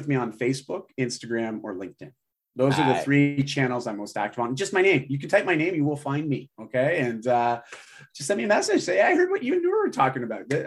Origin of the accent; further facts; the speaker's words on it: Canada; also born or lived in Vancouver, Canada; I live in Vancouver, Canada. I'm Canadian.